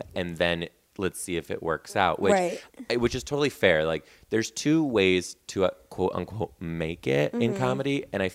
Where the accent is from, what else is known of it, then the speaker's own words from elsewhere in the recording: Detroit, Michigan, United States; I'm from Detroit